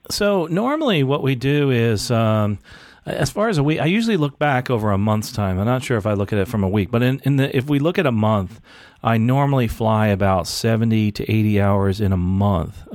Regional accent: United States; born and raised in the United States

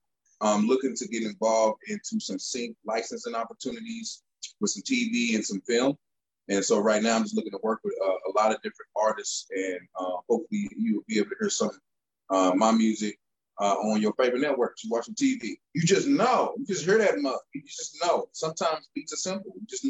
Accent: St. Louis, Missouri, United States; I am from St. Louis, Missouri

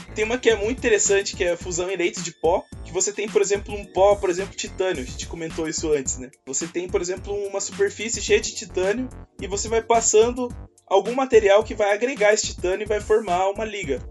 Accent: Curitiba, Paraná, Brazil; sou curitibano

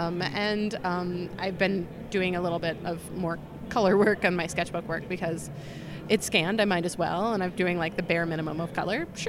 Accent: New York, United States; now in Chicago, United States; I'm from New York originally

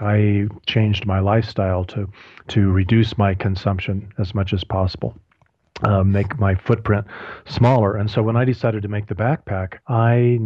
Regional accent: Colorado Springs, Colorado, United States; my hometown of Colorado Springs

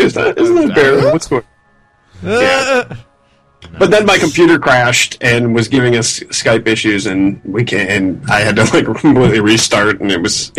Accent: Minnesota, United States; I am Minnesotan.

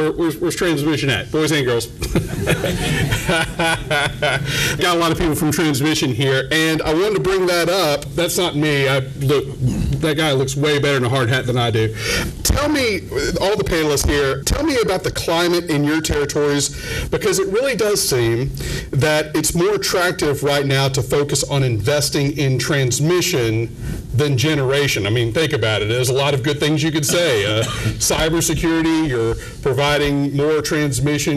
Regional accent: Louisiana, United States; now in North Carolina, United States; I'm from Louisiana

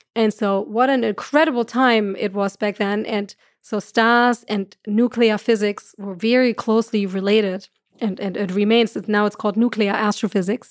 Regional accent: Germany; accent: German; moved away; I'm from Germany, so I have the right accent for that.

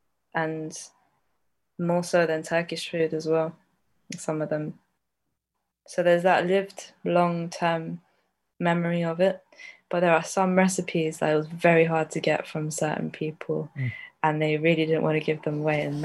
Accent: London, United Kingdom; I grew up in North London

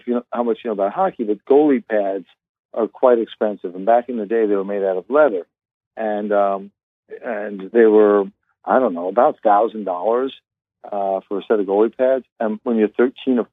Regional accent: Long Island, New York, United States; I grew up initially in the South Shore of Long Island, and then later on in life moved over across the island to the North Shore of Long Island, where I currently live

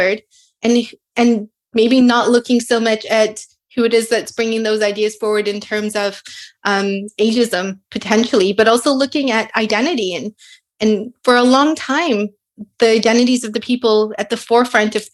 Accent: South Africa; also born or lived in Edmonton, Canada; now in Kingston, Canada; I was born in South Africa to indentured, you know, families, descendants of indentured laborers who were originally from South India, and then ended up in Treaty 6 territory in Edmonton

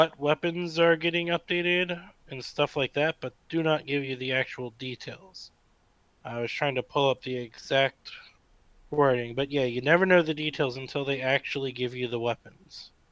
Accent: United States; I am an American citizen

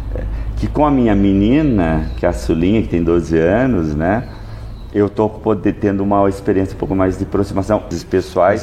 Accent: Sorocaba, São Paulo, Brazil; eu sou de Sorocaba.

